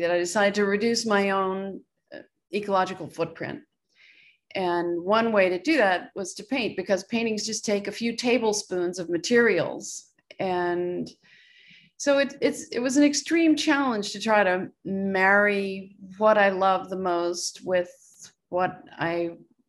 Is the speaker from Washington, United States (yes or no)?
no; Richmond, Virginia, United States; I grew up in Richmond, Virginia, and had a great naturalist dad